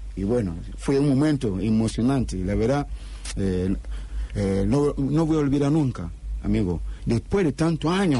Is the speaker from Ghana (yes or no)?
yes; Ghana; Spanish is a second language; moved away as an adult; also born or lived in Panama; now in Rosario, Argentina; salí de Ghana. Salí de Ghana cuando yo tenía 19 años, solamente 19 años